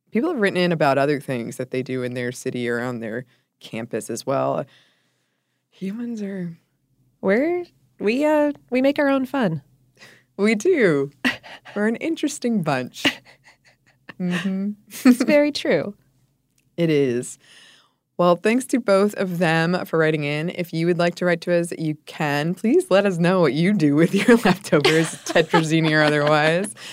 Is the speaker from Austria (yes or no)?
no; Ireland; also born or lived in Belgium; While I've lived in Ireland since I was four years old, I'm not Irish, but Belgian. For my entire childhood, we would spend the holiday season staying with my grandparents in Belgium.